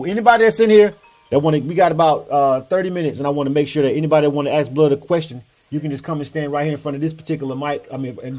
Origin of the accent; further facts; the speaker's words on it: Panama City, Florida, United States; moved away as an adult; now in Atlanta, United States; the fact that we born and raised in Panama City.